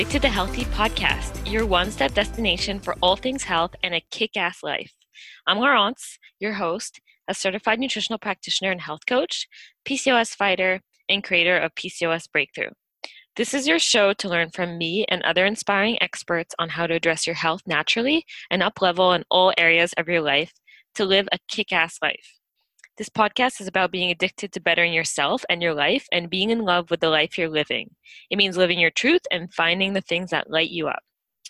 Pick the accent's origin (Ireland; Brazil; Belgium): Belgium; born there; also born or lived in California / Vancouver; I was born in Belgium, spent most of my life moving back and forth between North America and Europe.